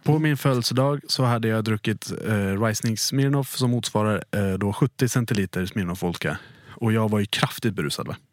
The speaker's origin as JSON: {"language": "Swedish", "region": "Dalarna County", "country": "Sweden", "said": "jag är från Dalarna"}